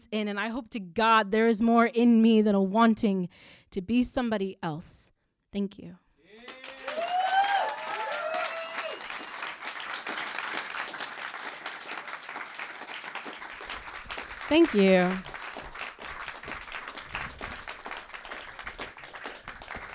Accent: United States; I'm American

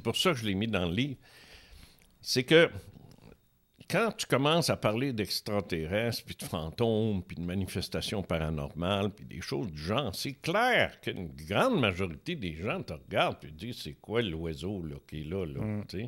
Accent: Quebec City, Quebec, Canada; moved away as an adult; also born or lived in Trois-Rivières; je viens de Québec. Alors, euh, en 82, j'ai déménagé ici

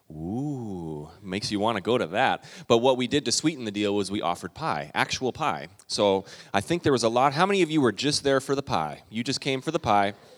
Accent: Calgary, Alberta, Canada; moved away; I grew up, my dad was a pastor in Western Canada. I'm a Canadian

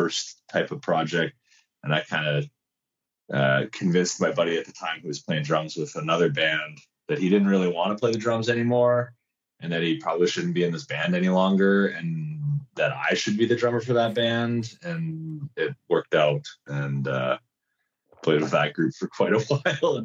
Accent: Winnipeg, Manitoba, Canada

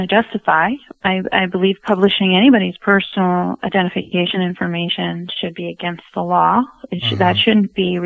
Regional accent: United States; American woman

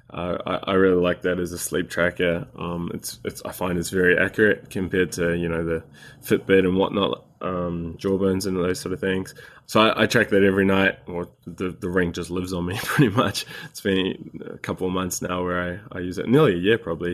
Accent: New Zealand; moved away as an adult; also born or lived in Sydney, Australia; I'm a Kiwi, a New Zealander. I was born in New Zealand and spent, uh, twenty-odd years here

